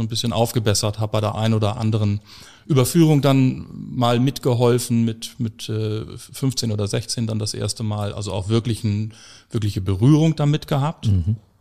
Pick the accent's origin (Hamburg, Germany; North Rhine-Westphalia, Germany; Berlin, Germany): Hamburg, Germany; ich bin äh, 1976 in dieser schönen Stadt Hamburg geboren